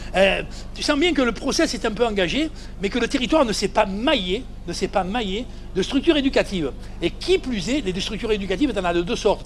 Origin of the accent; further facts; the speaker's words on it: Provence-Alpes-Côte d'Azur, France; moved away; also born or lived in Vannes; je suis enfant de Provence, fils immigré espagnol